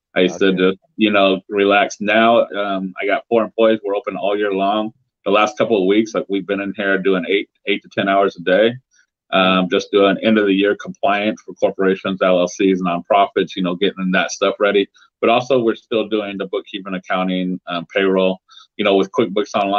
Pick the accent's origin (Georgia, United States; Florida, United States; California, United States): California, United States; Central; I'm from Central California.